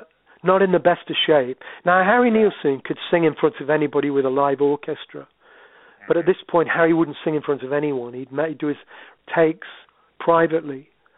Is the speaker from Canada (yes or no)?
no; Sherwood Forest, East Midlands, United Kingdom; now in Yorkshire, United Kingdom; I live in Yorkshire. I'm running you 20 miles from where I was born. I was born in Sherwood Forest and never moved away, really.